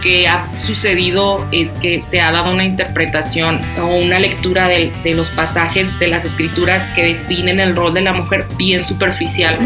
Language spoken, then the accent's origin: Spanish; Chihuahua, Mexico; also born or lived in Nicaragua; soy de Chihuahua, México